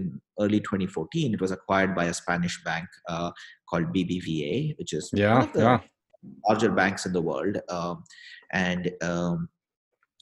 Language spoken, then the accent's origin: English; Bangalore, Karnataka, India; moved away as an adult; also born or lived in Europe / New York; now in United States; I'm from India. Was born and grew up in Bangalore